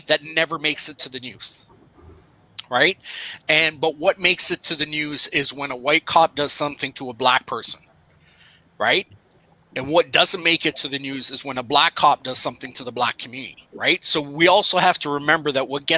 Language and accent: English; Pickering, Ontario, Canada; I grew up in Pickering